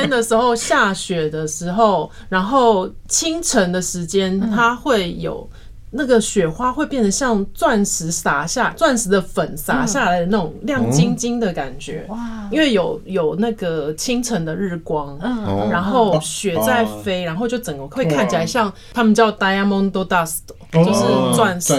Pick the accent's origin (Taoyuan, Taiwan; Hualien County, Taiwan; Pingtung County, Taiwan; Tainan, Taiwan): Pingtung County, Taiwan; moved away; 因为我们是屏东长大的，然后我就觉得在那边感受到我小时候在屏东的那种感觉，